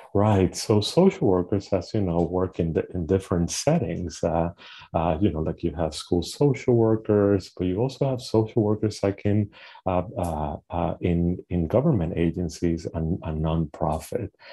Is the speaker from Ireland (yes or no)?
no; Puerto Rico; moved away; I am originally from Puerto Rico. I was born and, and raised in the Caribbean island